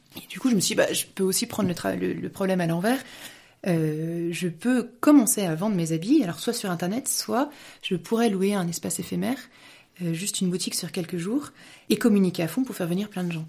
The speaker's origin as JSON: {"language": "French", "area": "Paris region", "region": "Île-de-France", "country": "France", "tie": "born or raised there", "also_born_or_lived": "Lyon, France", "moved": "as an adult", "lives_now": "Munich, Germany", "said": "je suis française, je suis née en France et je suis, je suis toujours restée en France. Je me suis, je me suis mariée après mes études. On, a, on, on habitait en région parisienne"}